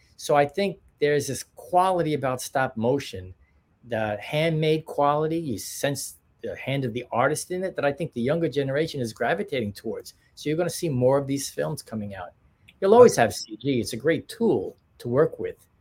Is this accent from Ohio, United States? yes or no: no; New York, United States; we're from New York too